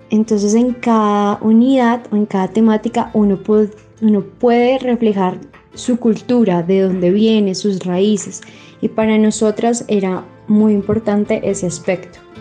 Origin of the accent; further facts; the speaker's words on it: Bogotá, Colombia; soy de Bogotá, tengo 22 años